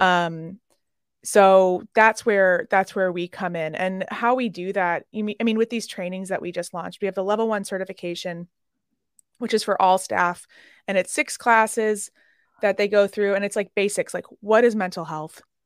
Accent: Chicago, Illinois, United States; I'm from Chicago

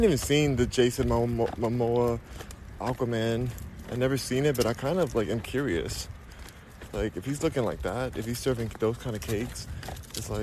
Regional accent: Los Angeles, California, United States; moved away; also born or lived in Houston; I'm in Houston right now, but I'm from Los Angeles

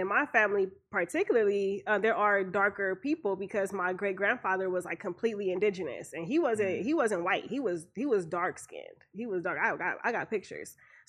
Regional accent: Compton, California, United States; like Compton is still Compton, you know, like we still here.

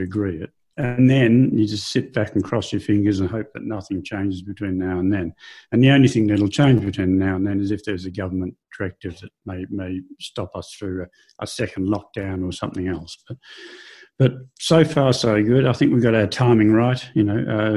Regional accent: Australia; moved away; being Australian

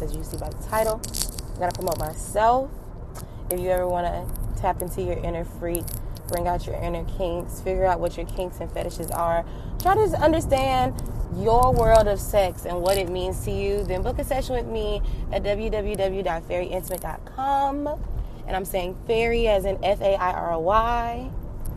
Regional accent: Atlanta, Georgia, United States; now in Florida, United States; I'm from Atlanta

